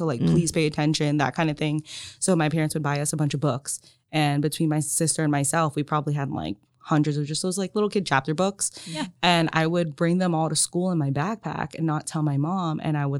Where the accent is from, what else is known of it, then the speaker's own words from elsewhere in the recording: Philippines; So like, I'm Filipino. My parents made Filipino food, which I always loved growing up